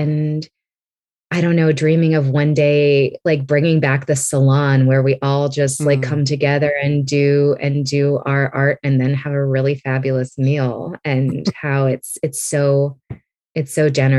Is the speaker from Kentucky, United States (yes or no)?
no; California, United States; born there; I was born on the West Coast. I was born in California